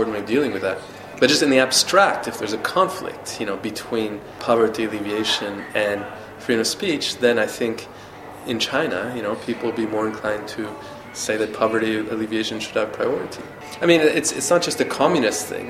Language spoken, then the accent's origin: English; Canada; I'm from Canada, where there's restrictions against hate speech.